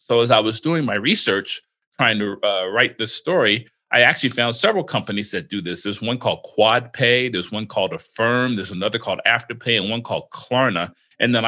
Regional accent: Florida, United States; now in Las Vegas, United States; I grew up in Florida

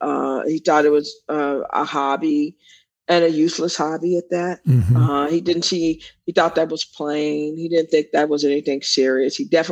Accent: Austin, Texas, United States; I am one of eight children. East Austin, if you know, this is a Black part of town. When I was growing up, it was for Black, poor to middle class people

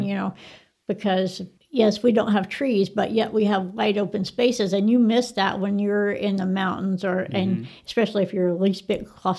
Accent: Texas, United States; I graduated from Tascosa.

